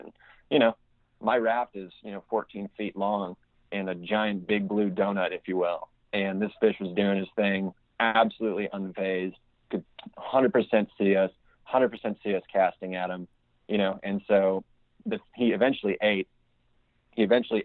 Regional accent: Chicago, Illinois, United States; moved away as an adult; now in Nashville, United States; I'm from Chicago

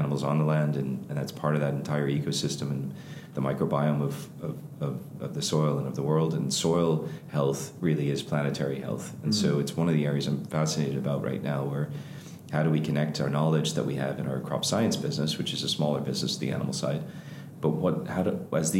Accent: Ireland; us as Irish

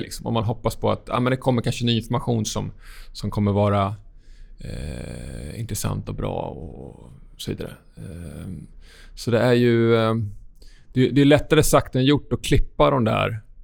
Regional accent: Sweden

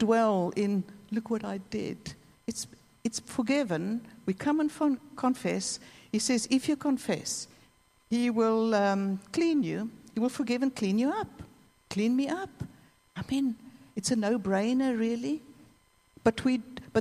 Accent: South Africa; I'm South African

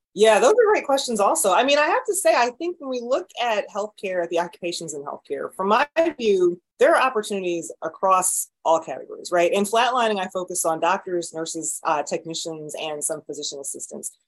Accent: Raleigh, North Carolina, United States; moved away as an adult; also born or lived in Atlanta, Georgia / Baltimore, Maryland; now in St. Louis, United States; I grew up in North Carolina in Raleigh.

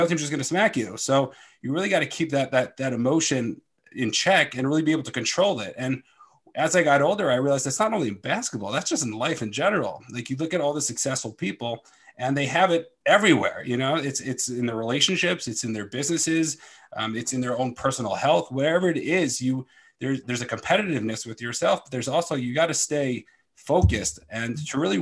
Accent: Philadelphia, Pennsylvania, United States; I'm from Philadelphia and I am a performance coach.

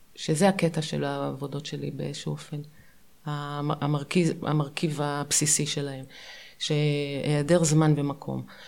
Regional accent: Ramat Gan, Tel Aviv District, Israel; also born or lived in Pardes Katz, Bnei Brak; גדלנו בפרדס כץ, עברנו, בכיתה ג' עברנו לרמת גן

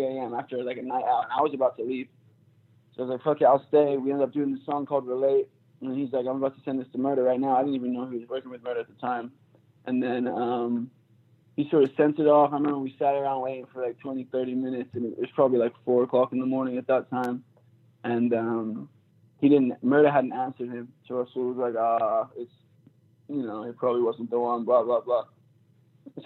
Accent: Philadelphia, Pennsylvania, United States; moved away as an adult; also born or lived in Manchester, England / Boston; I moved to Philly when I was like 4

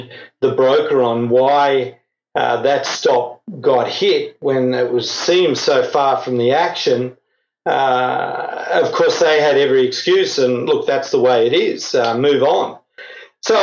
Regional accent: Australia; now in Europe; Originally from Australia, now living in Europe.

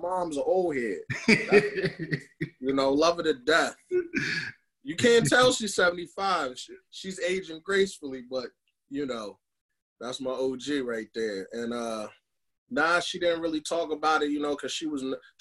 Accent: Philadelphia, Pennsylvania, United States; I'm from West Philly. I'm from the bottom

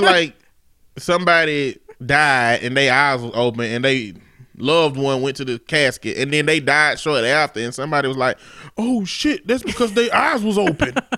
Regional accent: the South, United States; I'm from the South

